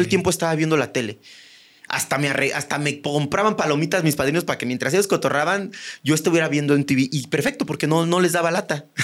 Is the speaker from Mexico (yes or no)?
yes; Buenavista, Querétaro, Mexico; accent: ranchero; now in Mexico City, Mexico; mi pueblo es este post-revolución, post eh, post-crisanteros, post-cristeros